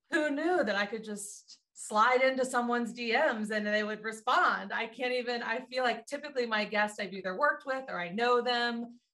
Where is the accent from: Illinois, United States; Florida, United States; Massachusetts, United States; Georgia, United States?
Florida, United States; Destin; moved away as an adult; now in Santa Monica, United States; I'm from the South, right below Alabama on the Gulf Coast of Florida. It's called Destin